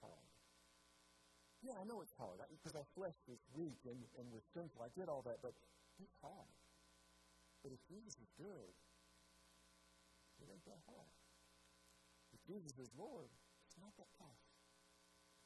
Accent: United States; I'm an American

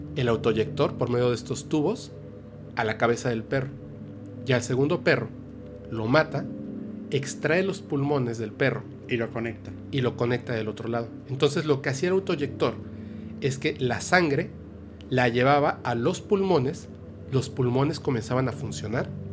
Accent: Campeche, Yucatán Peninsula, Mexico; yo soy yucateco, campechano

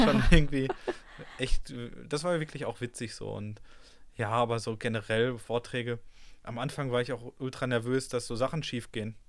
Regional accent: Ruhr area, North Rhine-Westphalia, Germany; ich komme ja aus dem Ruhrgebiet

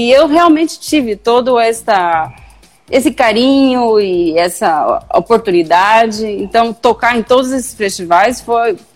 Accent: Brazil; moved away; desde que eu saí do Brasil, como foi a dificuldade de chegar aqui

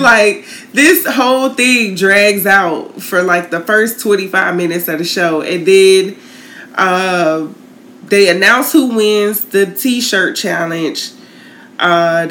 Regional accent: Tallahassee, Florida, United States; I grew up in Tallahassee.

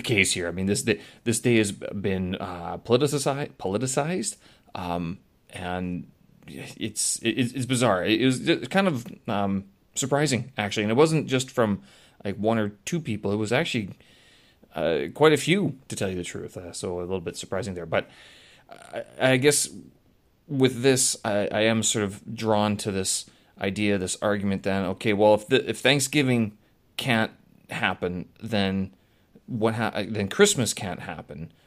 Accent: Canada; now in China; I'm Canadian.

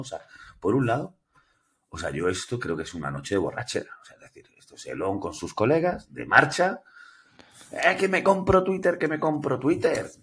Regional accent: Granada, Andalusia, Spain; yo soy andaluz, soy granadino, eh, tengo 46 años

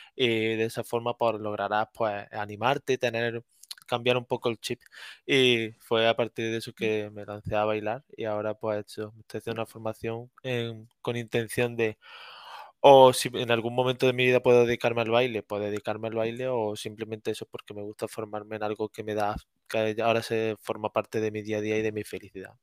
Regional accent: Córdoba, Andalusia, Spain; moved away as an adult; now in Granada, Spain; soy de Córdoba, aunque ahora mismo me encuentro viviendo en Granada

